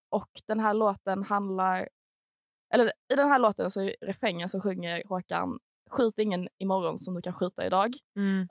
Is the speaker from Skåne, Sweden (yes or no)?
yes; Malmö, Skåne, Sweden; kommer från Malmö